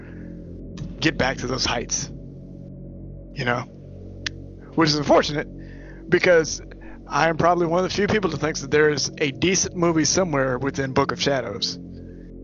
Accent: Maryland, United States; also born or lived in Pittsburgh; I'm from Maryland

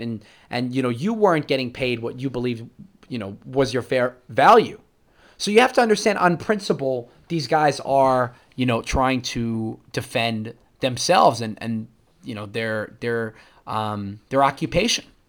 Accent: New York, United States; I'm a New Yorker

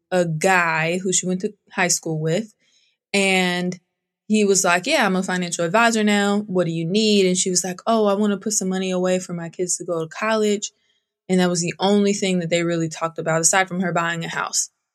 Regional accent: outside of Sacramento, Northern California, United States; I grew up in Northern California, outside of Sacramento on a thousand acre ranch

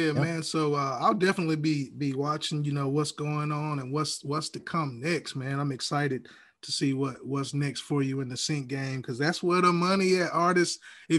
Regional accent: Alabama, United States; yes, I'm from Alabama.

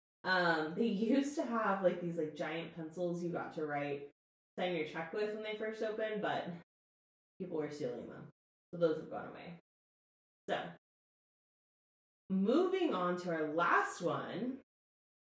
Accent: Texas, United States; we're from Texas and we have barbecue

